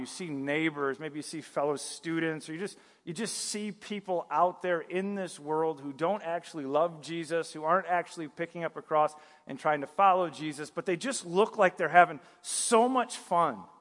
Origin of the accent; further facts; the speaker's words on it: northern Michigan, United States; moved away; also born or lived in the South (US); I, I grew up in Michigan, northern Michigan, so I saw a lot of snow growing up